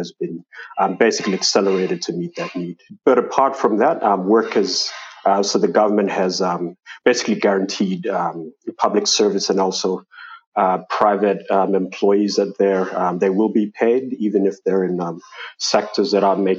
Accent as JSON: {"language": "English", "region": "Manus Province", "country": "Papua New Guinea", "tie": "born or raised there", "moved": "yes", "lives_now": "Port Moresby, Papua New Guinea", "said": "I've traveled to my hometown in Manus"}